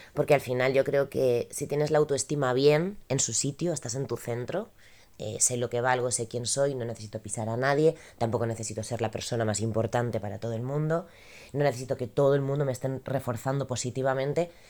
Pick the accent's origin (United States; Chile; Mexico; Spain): Spain; Galicia; Como gallega